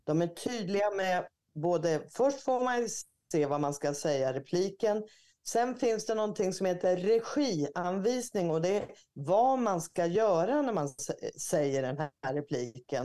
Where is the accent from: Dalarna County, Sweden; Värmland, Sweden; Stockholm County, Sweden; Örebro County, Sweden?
Örebro County, Sweden; Örebro; Strax utanför Örebro där jag är född